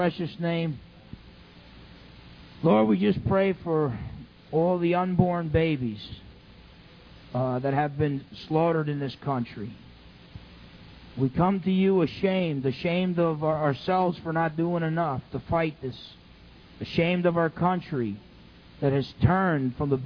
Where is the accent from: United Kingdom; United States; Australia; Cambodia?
United States; New Jersey; When I was in high school, James Caldwell High School in New Jersey.